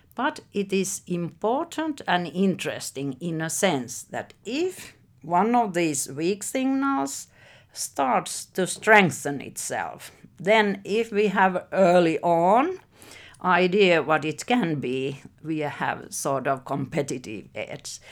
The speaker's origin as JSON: {"language": "English", "town": "Helsinki", "region": "Uusimaa", "country": "Finland", "tie": "born or raised there", "said": "I was born in Helsinki and I'm now sixty-six years old, so I have lived all my life here"}